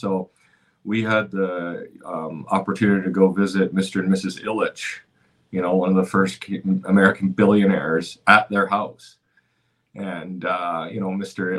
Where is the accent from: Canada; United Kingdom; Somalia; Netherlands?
Canada; Cranbrook, British Columbia; now in Dallas, United States; growing up in Cranbrook, British Columbia